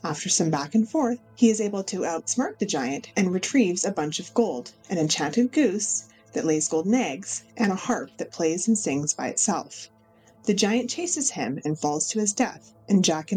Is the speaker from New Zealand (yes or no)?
no; Canada; I am from Canada